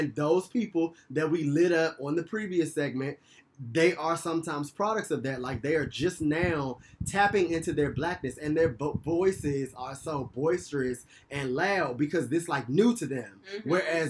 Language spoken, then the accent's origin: English; Washington, District of Columbia, United States; I grew up in Southeast